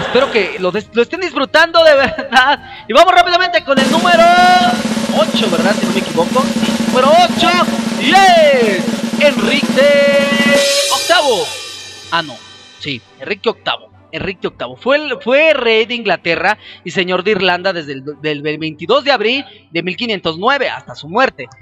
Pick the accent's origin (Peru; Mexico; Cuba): Mexico; Yo soy de México